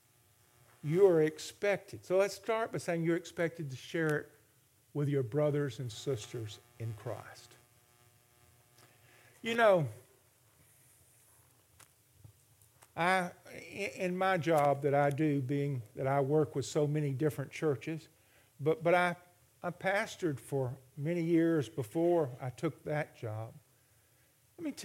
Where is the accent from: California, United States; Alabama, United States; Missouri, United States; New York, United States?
Alabama, United States; My father was, in the 1950s and early 60s, the Democratic chairman for state of Alabama. And so politics were a big part of our life.